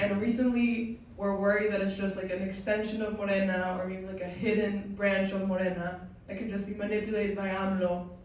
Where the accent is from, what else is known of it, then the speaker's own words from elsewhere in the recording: Monterrey, Nuevo León, Mexico; I'm from Monterrey